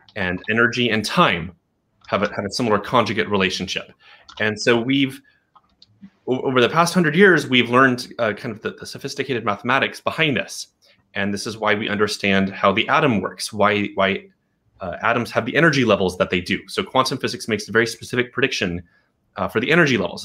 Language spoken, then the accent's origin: English; Portland, Oregon, United States; moved away as an adult; also born or lived in Berkeley, California; I grew up in Portland, and I was living in Berkeley, California.